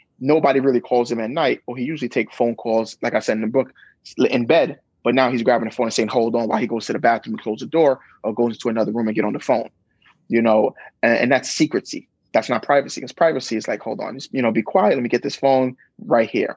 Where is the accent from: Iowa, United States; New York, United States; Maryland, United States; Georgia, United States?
New York, United States; New York City; I grew up in Brooklyn